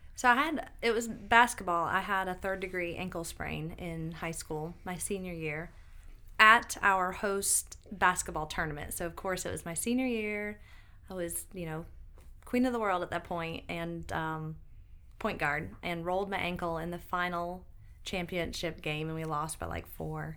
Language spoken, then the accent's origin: English; Binghamton, New York, United States; moved away as an adult; now in Greenville, United States; I grew up in Binghamton, New York, which is upstate